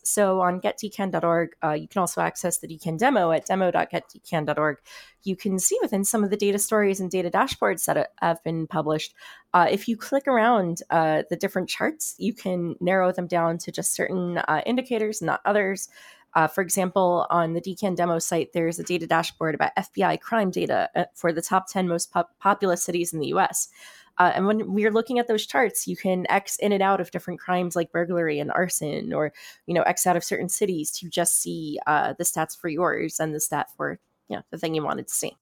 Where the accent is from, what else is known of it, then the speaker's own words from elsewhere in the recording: South Florida, United States; now in New York City, United States; I grew up in South Florida, just north of Miami